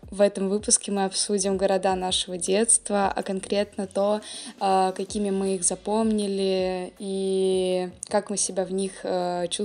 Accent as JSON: {"language": "Russian", "region": "Moscow", "country": "Russia", "tie": "born or raised there", "said": "Я родом из Москвы."}